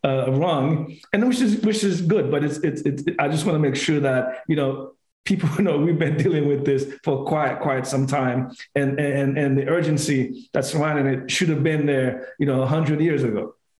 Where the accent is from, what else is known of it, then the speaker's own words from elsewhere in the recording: New Jersey, United States; when I was a child, growing up in New Jersey